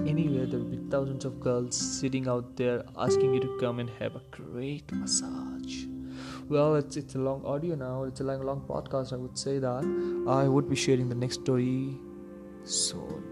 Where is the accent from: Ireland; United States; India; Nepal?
India; since we are from India